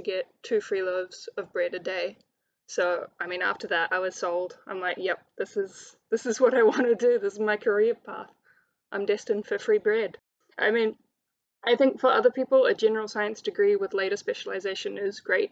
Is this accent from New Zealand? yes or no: yes; Hamilton, Waikato, New Zealand; moved away as an adult; also born or lived in Palmerston North; it was quite important not to study in my hometown.